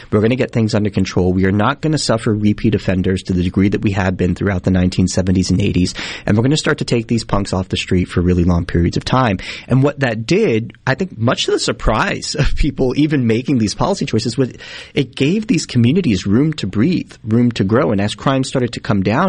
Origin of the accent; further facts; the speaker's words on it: New York City, New York, United States; I'm born and raised in New York City, Brooklyn